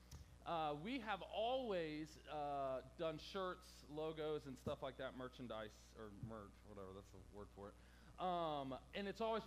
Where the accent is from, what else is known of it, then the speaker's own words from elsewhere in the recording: Hampton, Virginia, United States; I grew up in the worst part of Hampton Roads called Hampton